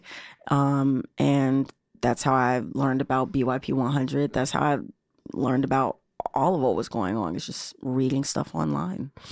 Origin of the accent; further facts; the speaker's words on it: Chicago, Illinois, United States; I grew up right here in Chi City